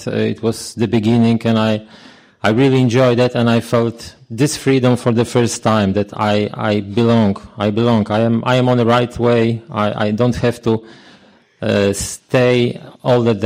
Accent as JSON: {"language": "English", "country": "Poland", "said": "I'm a sexaholic from Poland"}